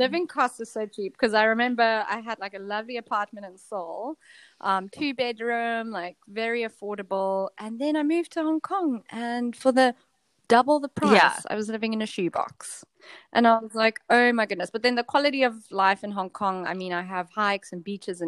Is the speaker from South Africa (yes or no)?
yes; South Africa; now in South Korea; I'm from South Africa.